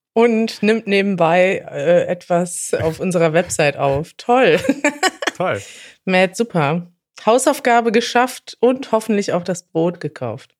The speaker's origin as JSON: {"language": "German", "country": "Brazil", "second_language": "German", "said": "ich komme aus Brasilien."}